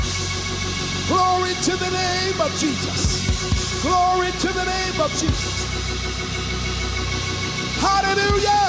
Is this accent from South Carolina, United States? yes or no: yes; South Carolina, United States; I'm from South Carolina. I'm from down by town.